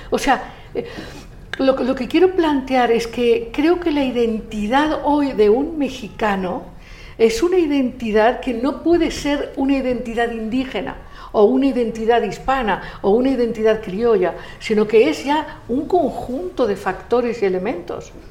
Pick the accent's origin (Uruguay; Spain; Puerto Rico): Spain; born there; yo nací en España y en España estuvieron los suevos, los vándalos, los ligures, los romanos, los celtas, los árabes.